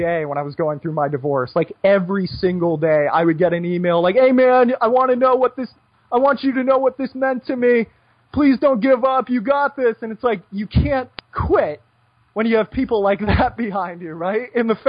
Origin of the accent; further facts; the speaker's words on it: United States; moved away as an adult; just being an American and not being in America for 10 years.